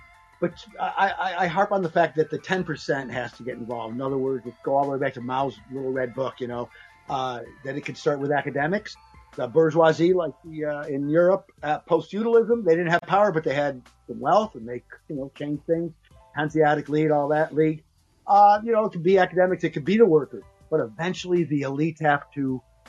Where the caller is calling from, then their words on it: New York, United States; Yeah, I was in Central New York.